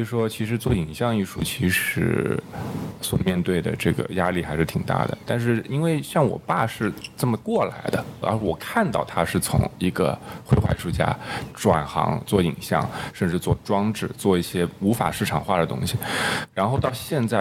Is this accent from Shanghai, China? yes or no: yes; Shanghai, China; 因为我是上海人嘛，所以说我不存在这个问题。就我毕业了之后，或者说，呃，一旦学校里面没有什么事儿了，我就回回上海了嘛。